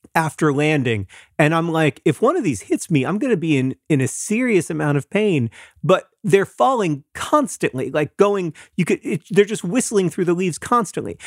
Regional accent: Florida, United States; growing up in Florida

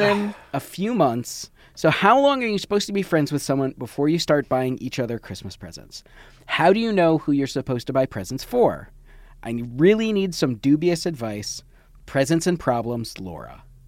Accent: Michigan, United States; moved away; also born or lived in New York City; I did grow up in Michigan

